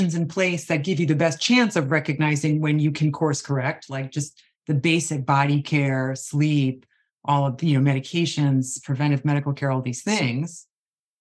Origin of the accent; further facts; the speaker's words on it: Long Island, New York, United States; I grew up on Long Island with a very just normalized dieting world.